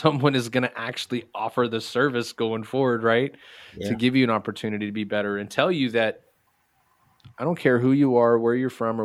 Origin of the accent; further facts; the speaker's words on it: Texas, United States; I come from Texas